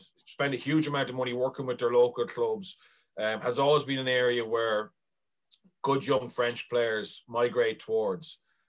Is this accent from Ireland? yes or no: yes; Ireland; But certainly, as Irish rugby supporters, I think it needs to be looked at.